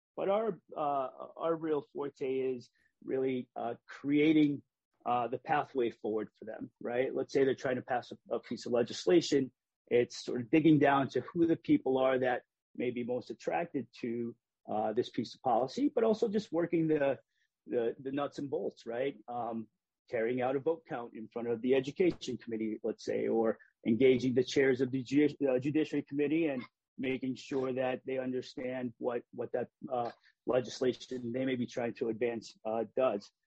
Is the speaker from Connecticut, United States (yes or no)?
yes; Hartford, Connecticut, United States; I grew up in Hartford.